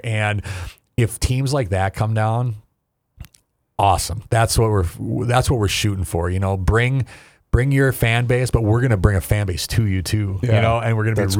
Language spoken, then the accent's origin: English; North Dakota, United States; It's like my whole communal life in growing up in North Dakota is about the community coming in.